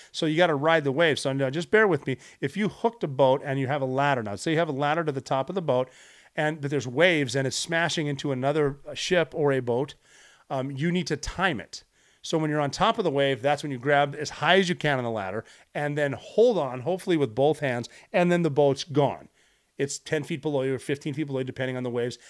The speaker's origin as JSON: {"language": "English", "country": "United States", "said": "I am an American"}